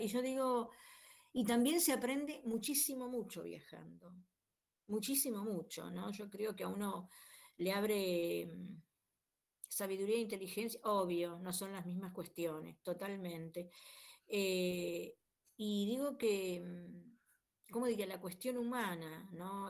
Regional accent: Rosario, Santa Fe, Argentina; soy de Rosario

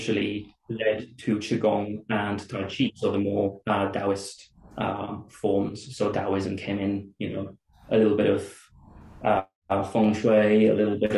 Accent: a little town near Madrid, Community of Madrid, Spain; I'm originally from Spain, a little town near Madrid. And I kind of grew up in a vaguely Mormon household

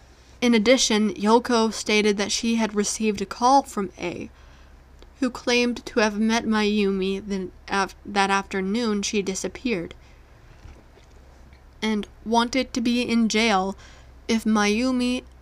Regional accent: Pickering, Ontario, Canada; On St. Patrick's Day in 1995, in my hometown of Pickering, Ontario, six teenage boys went missing.

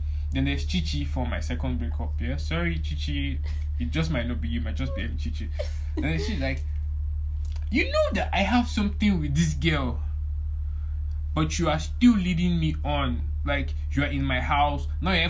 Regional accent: Nigeria; our Nigerian society

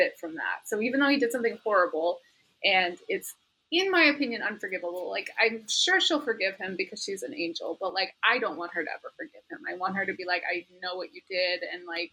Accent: Midwest, United States; where we grew up because we were not in a country place

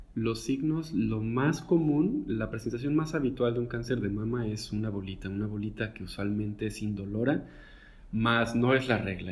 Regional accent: Guadalajara, Jalisco, Mexico; now in Monterrey, Mexico; yo de hecho soy originario de Guadalajara, pero pues el, viento me trajo al norte.

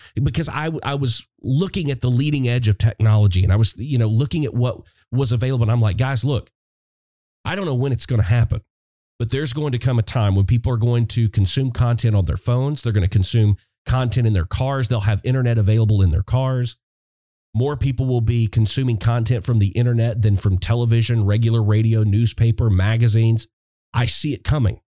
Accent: Little Rock, Arkansas, United States; I'm sitting in Little Rock, Arkansas, my hometown

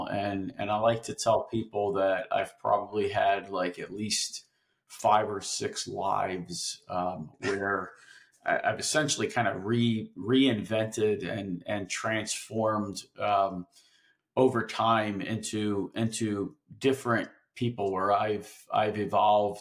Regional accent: Philadelphia, Pennsylvania, United States; I grew up in Philadelphia and I went to South Philadelphia High School

